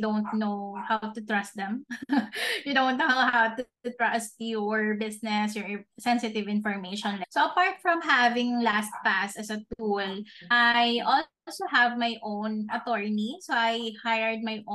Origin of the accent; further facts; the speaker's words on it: Philippines; as a Filipino here in the Philippines